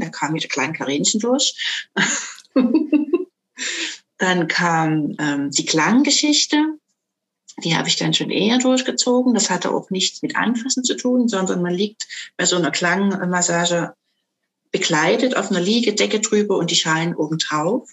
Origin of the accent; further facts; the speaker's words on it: Dresden, Saxony, Germany; ich komme aus Dresden, bin also waschechte Sächsin.